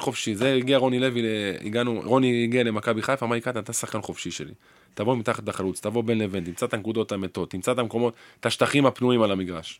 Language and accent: Hebrew; Haifa, Haifa District, Israel; גדלתי פה